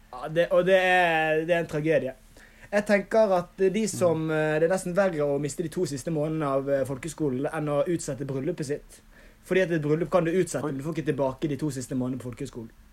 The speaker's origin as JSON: {"language": "Norwegian", "town": "Bergen", "region": "Vestland", "country": "Norway", "also_born_or_lived": "Oslo", "said": "hjemme i Bergen, gjør skole, trener"}